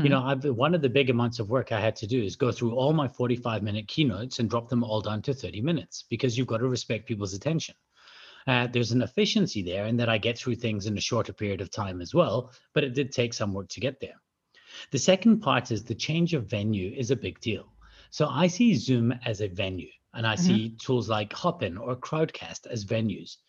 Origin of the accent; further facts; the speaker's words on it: Scotland, United Kingdom; moved away; also born or lived in South Africa; I'm from Scotland originally